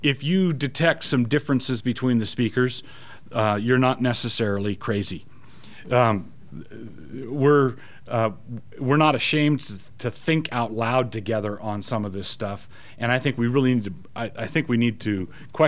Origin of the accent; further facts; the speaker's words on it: United States; as an American